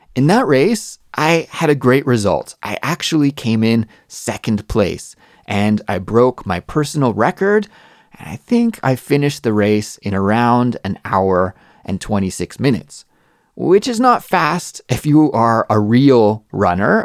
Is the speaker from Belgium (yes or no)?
no; Canada; moved away as an adult; now in Seoul, South Korea; I'm a Canadian English teacher that lives in Seoul, South Korea.